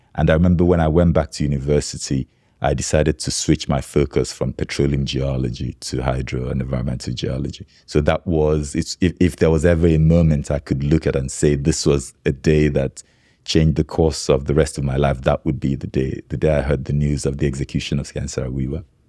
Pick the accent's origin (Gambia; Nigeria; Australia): Nigeria; growing up in Nigeria